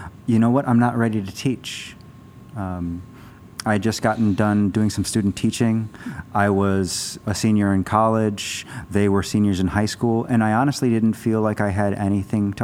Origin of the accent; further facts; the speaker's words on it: Arizona, United States; I grew up in Arizona